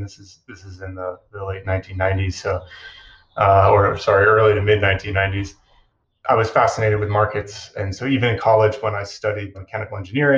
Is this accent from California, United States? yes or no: no; Chicago, Illinois, United States; I grew up in Chicago